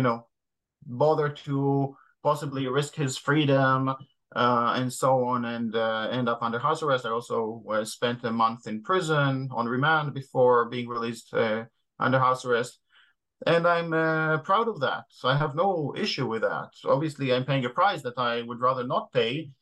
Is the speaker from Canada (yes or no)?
no; Israel; now in United Kingdom; I'm coming from Palestine, and sometimes I interchange Israel and Palestine